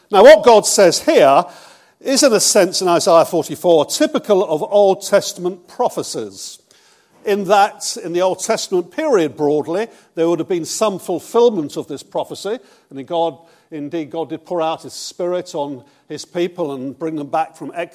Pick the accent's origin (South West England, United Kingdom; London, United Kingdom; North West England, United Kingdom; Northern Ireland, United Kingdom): South West England, United Kingdom; Bournemouth; also born or lived in Brighton; I'm from Bournemouth. I was 24 years in Brighton with Terry Virgo